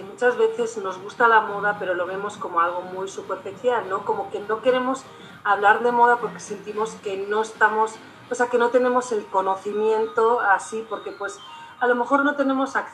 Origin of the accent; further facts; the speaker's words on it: Spain; now in Durango, Mexico; soy diseñadora de moda, soy española y soy eh, profesora en la Universidad Autónoma de Durango